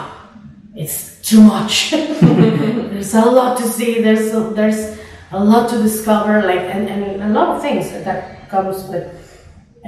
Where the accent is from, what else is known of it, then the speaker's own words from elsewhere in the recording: State of Mexico, Mexico; English is a second language; I was born in Mexico City, but then I lived 20 years in Estado de Mexico